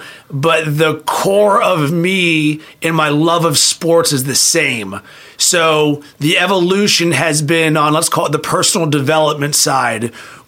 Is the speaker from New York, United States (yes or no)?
no; Pittsburgh, Pennsylvania, United States; In Pittsburgh, Pennsylvania.